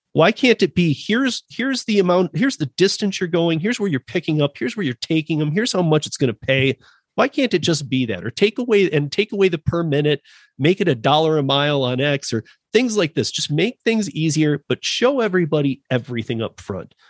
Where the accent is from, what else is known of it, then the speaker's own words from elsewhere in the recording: Michigan, United States; now in Denver, United States; I'm from Michigan, born and raised, and you know, spent a lot of time in Detroit